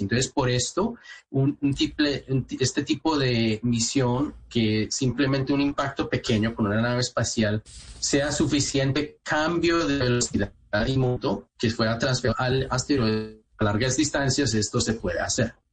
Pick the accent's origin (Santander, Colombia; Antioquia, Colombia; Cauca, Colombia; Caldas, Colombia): Caldas, Colombia; Manizales; moved away; yo nací en Manizales, eh, eh, de ahí en la parte de Caldas